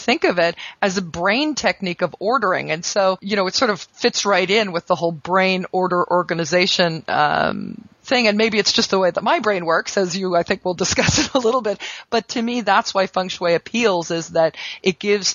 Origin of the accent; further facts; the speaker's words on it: United States; I'm an American